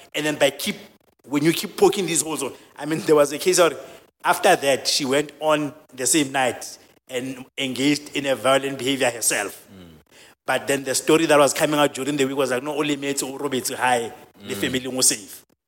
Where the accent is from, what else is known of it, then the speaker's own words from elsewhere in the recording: Soweto, Gauteng, South Africa; also born or lived in a village; I grew up in a village. I was born in a village, I've, and the dynamics are different, and the gender dynamics are different. And I've grew, I grew up in Soweto, which is a township.